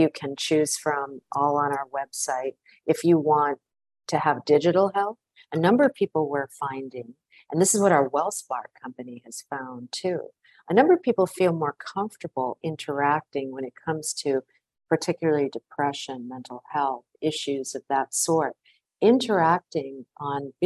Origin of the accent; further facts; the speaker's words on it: Providence, Rhode Island, United States; also born or lived in Washington; now in New York, United States; I grew up in Providence, Rhode Island